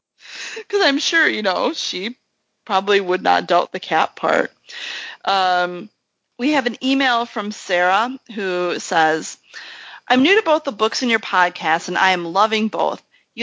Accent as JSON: {"language": "English", "country": "Australia", "said": "Each time I say out loud, me, I'm here, I'm Australian, good day."}